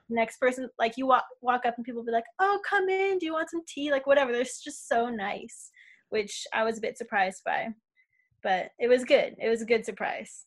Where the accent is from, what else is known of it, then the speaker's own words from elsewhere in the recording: Las Vegas, Nevada, United States; moved away as an adult; now in Australia; I'm born and raised in Vegas